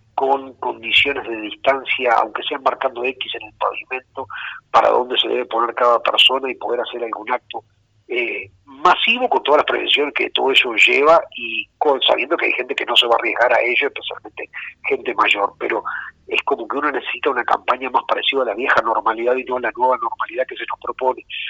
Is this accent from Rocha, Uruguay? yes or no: yes; Rocha, Uruguay; Rocha es, el lugar de mis desvelo, es mi tierra, es el lugar donde tengo mis arraigos